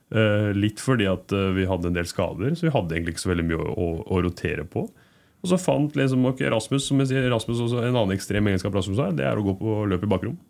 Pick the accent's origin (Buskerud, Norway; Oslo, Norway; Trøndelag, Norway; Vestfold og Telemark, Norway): Oslo, Norway; moved away; jeg er jo fra Oslo Søskant